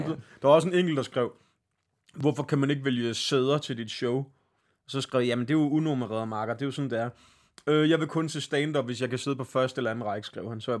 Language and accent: Danish; Greve, Zealand, Denmark; Jeg kommer fra Greve, vi har et spilsted